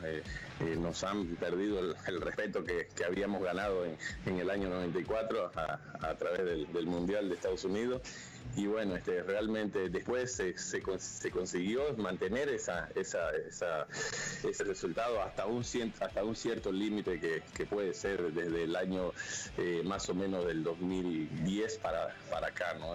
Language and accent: Spanish; Bolivia; nosotros como bolivianos